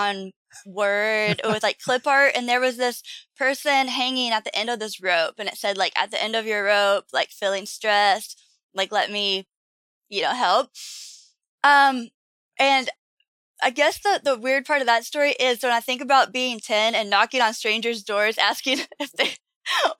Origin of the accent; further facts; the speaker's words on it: Leitchfield, Kentucky, United States; I was just born in a small town called Litchfield, Kentucky